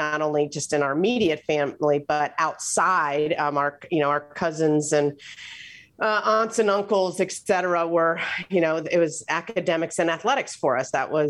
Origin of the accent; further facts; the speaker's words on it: Philadelphia, Pennsylvania, United States; born there; But so I was born in Philadelphia.